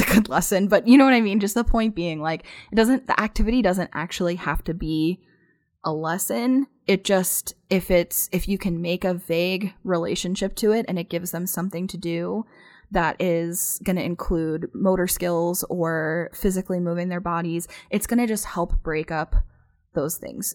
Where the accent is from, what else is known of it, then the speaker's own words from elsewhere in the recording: Pennsylvania, United States; now in Phoenix, United States; I'm not from here. I'm actually from Pennsylvania. And so, obviously, I grew up getting snow in the wintertime